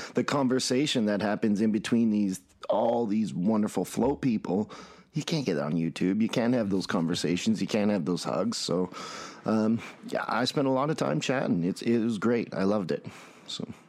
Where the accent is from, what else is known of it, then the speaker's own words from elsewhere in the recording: Red Deer, Alberta, Canada; I'm from Red Deer, Alberta, Canada, and I run a float center